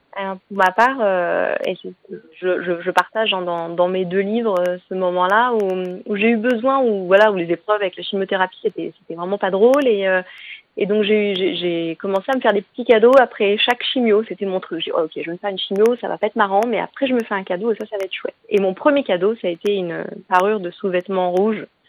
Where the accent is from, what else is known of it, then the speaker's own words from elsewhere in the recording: Normandy, France; moved away; also born or lived in Paris region; On a quitté la région parisienne, on s'est installé en Normandie, ma région natale